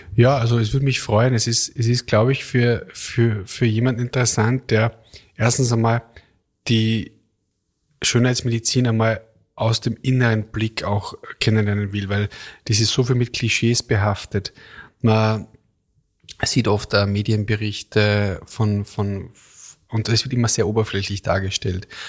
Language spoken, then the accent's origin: German; Kitzbühel, Tyrol, Austria; moved away; Ich war in Tirol, also äh, in Kitzbühel, in meiner Heimat